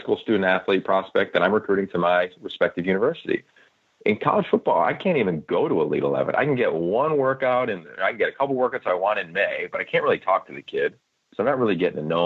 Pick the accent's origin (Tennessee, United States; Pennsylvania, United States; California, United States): Pennsylvania, United States; I'm from Pennsylvania, as kind of Bruce referenced earlier, played at Pitt